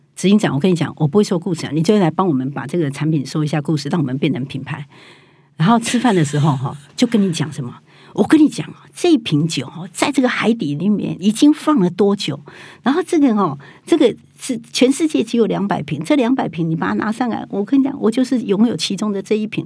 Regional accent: Taiwan; 我们台湾人

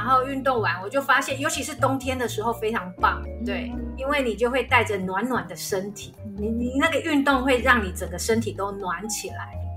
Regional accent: Taiwan; 我们台湾人

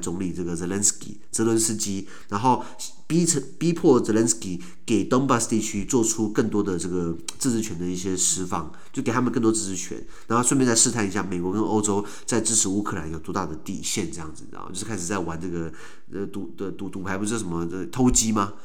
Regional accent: Taiwan; 我台湾人

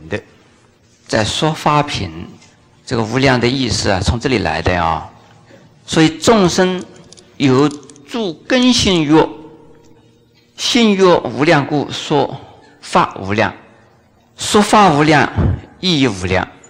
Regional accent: China; 我们中国人

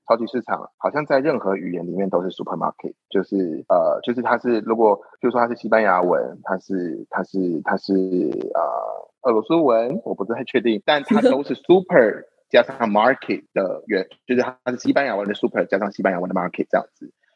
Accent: Taiwan; 我是台湾人

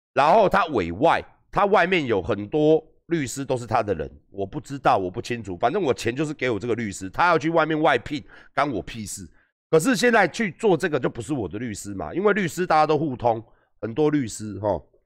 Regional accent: northern Taiwan, Taiwan; 因为我也是北部人

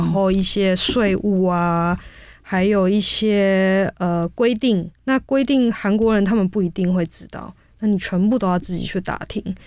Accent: Taiwan; moved away as an adult; also born or lived in South Korea; 我是台湾人

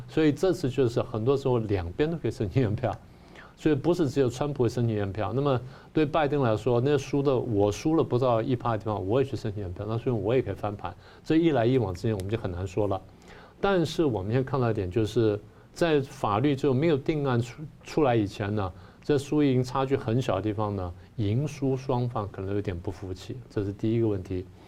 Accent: Taiwan; 我们台湾人

